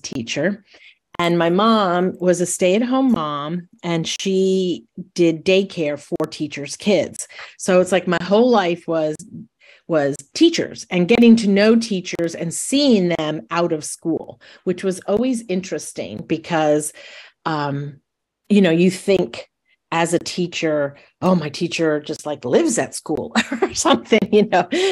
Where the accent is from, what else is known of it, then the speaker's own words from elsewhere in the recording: Monroe, New York, United States; I grew up in Monroe, New York, which is an hour north of New York City